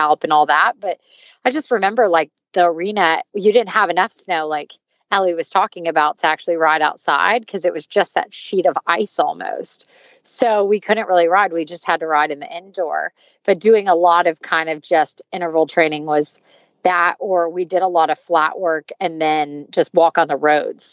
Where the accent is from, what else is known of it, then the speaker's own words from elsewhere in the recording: the South, United States; moved away; I grew up in the South and I grew up like, if it starts snowing, you go to the grocery store really quickly because no one can drive